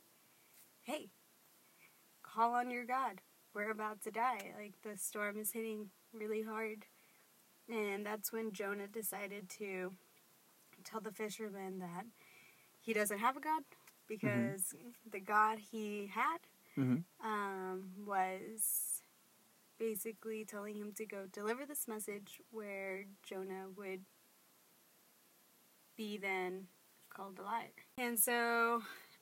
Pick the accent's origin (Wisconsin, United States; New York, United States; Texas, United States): Texas, United States; Austin; I am from Austin. I've lived here my whole life